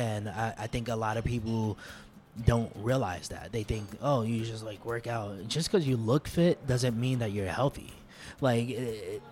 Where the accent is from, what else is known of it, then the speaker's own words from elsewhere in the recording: New York City, New York, United States; also born or lived in Harlem, New York City / California; So I was raised in the Lower East Side for the most part. I actually lived in Harlem up until I was 4 years old.